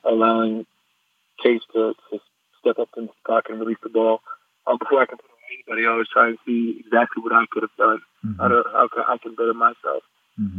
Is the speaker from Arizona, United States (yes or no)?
yes; Arizona, United States; moved away; I'm a kid from Arizona, so I'm always in Mexico